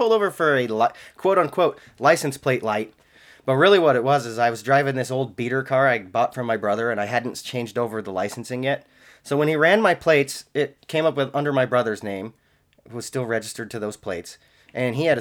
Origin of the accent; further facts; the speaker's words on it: Washington, United States; I'm from Washington